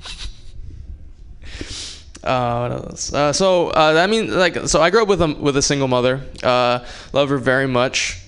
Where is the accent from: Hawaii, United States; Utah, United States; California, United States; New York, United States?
Hawaii, United States; moved away as an adult; I was born in Hawaii, raised in Hawaii